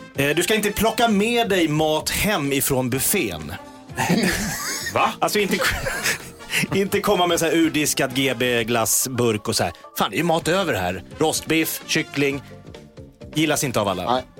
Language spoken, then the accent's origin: Swedish; Järfälla, Stockholm County, Sweden; jag var ju då från Sångvägen i Jakobsberg där jag och Mikael Persbrandt växte upp ihop